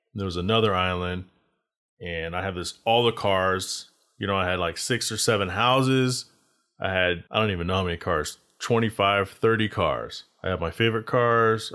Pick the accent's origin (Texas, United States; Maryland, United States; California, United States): Texas, United States; moved away as an adult; also born or lived in Arizona; I decided to take my car to Texas because that's where I grew up